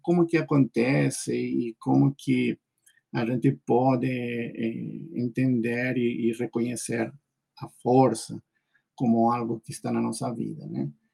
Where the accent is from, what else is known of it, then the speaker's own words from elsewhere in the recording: Peru; Portuguese is a second language; moved away as an adult; now in Brazil; Eu nasci no Peru, sou peruano.